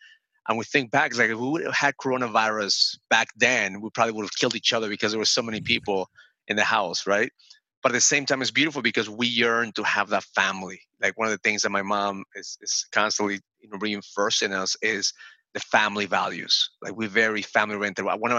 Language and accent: English; Bronx, New York, United States; So the first day I go in there and they asked me where I was from. And I said … from the Bronx.